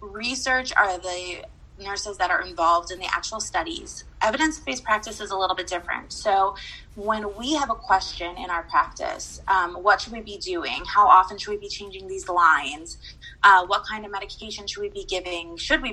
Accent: San Diego, California, United States; I grew up in San Diego, California

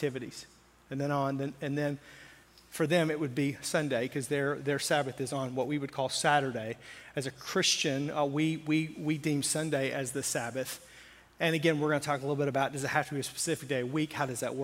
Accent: the South, United States; I grew up where, in a very conservative area in the South

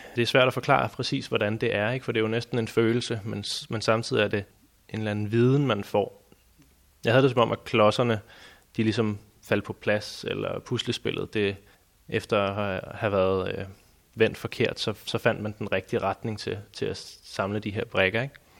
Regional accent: Næstved, Zealand, Denmark; da jeg voksede op i Næstved

